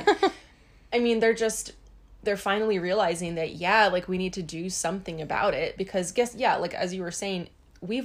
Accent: Hawaii, United States; we grew up in Hawaii, so we are kind of like in this insular bubble.

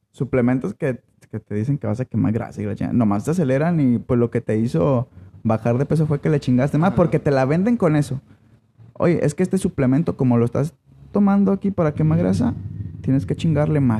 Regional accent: Mexico; los mexicanos somos huevones para algunas cosas.

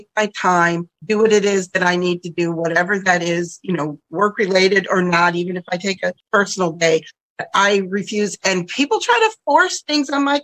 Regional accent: Buffalo, New York, United States; also born or lived in Southwest Michigan; I grew up in Buffalo, New York, near Niagara Falls

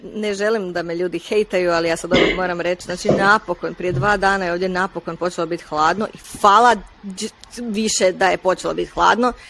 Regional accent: Stari Grad, Split-Dalmatia County, Croatia; moved away; djelomično sam odrasla na Hvaru, ali u starom gradu

